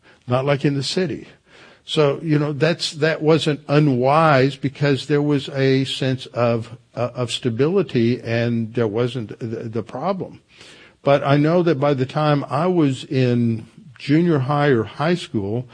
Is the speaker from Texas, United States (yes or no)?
yes; Houston, Texas, United States; also born or lived in Connecticut; when I was a kid growing up in Houston